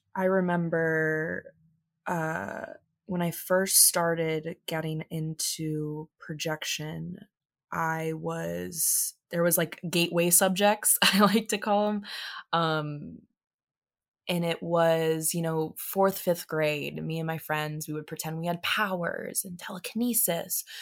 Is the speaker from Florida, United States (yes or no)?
yes; Tampa, Florida, United States; I was born in Tampa, Florida